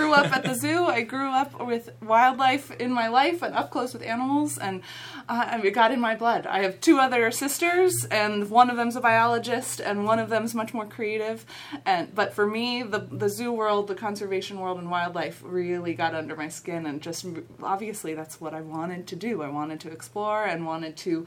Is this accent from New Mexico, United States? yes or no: no; Cincinnati, Ohio, United States; also born or lived in Kenya; I grew up here in Cincinnati